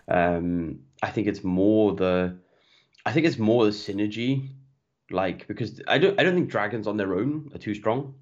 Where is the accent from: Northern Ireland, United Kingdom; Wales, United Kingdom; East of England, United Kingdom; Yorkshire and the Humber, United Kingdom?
Wales, United Kingdom; Welsh; I'm Welsh, I'm Welsh through and through.